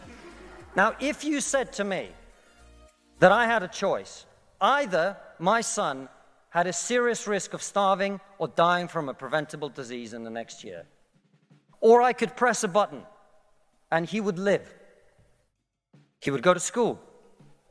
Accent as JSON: {"language": "English", "country": "Russia", "moved": "yes", "said": "I come from Russia"}